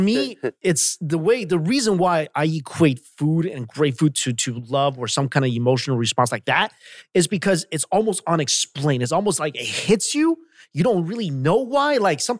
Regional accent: New York, United States; moved away; I'm from New York

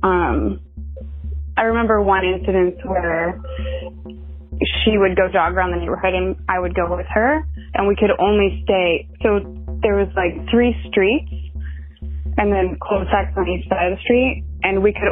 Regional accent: Keizer, Oregon, United States; I grew up in Kaiser, Oregon

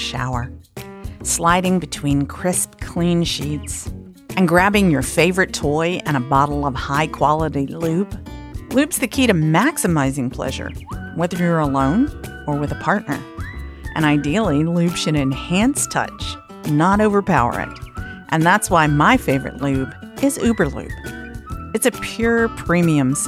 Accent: the American South, United States; accent: southern; as a Southerner

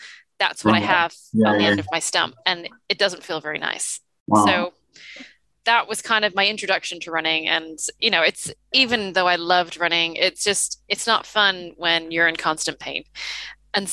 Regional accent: Toronto, Ontario, Canada; also born or lived in New Zealand; as you can tell from my accent, I grew up in Toronto

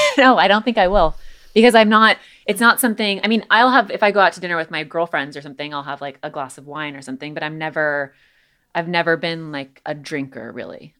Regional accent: Los Angeles, California, United States; growing up in Los Angeles

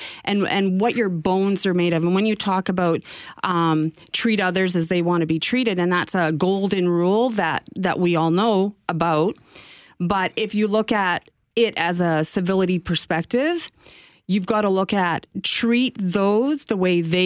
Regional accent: Northwestern Ontario, Canada; when I was a child growing up in Northwestern Ontario

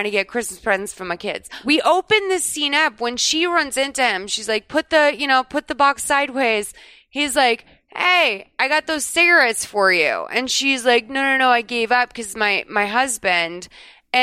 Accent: Massachusetts, United States; now in Los Angeles, United States; I grew up in Massachusetts

